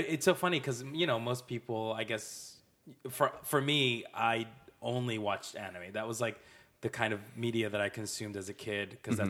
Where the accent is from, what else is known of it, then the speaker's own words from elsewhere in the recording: Colombia; moved away; So I was born and raised in Colombia.